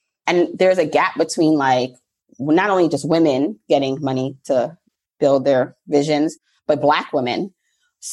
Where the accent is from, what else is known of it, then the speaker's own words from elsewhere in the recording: New York, United States; also born or lived in Jamaica; I was born in Jamaica, the island. I always have to say that, like, not, you know, nothing wrong with the borough, but the island, and then raised mostly in New York.